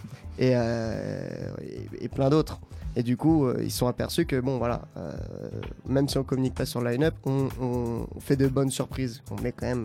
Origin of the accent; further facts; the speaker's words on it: Saint-Germain-en-Laye, Île-de-France, France; on vient de Saint-Germain-en-Laye avec, avec toute l'équipe de la coloc. Aujourd'hui, on est 6 et on vient tous des alentours de Saint-Germain-en-Laye